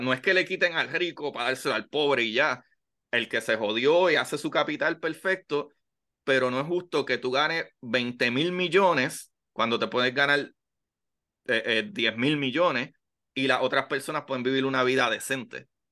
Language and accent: Spanish; Puerto Rico; yo soy puertorriqueño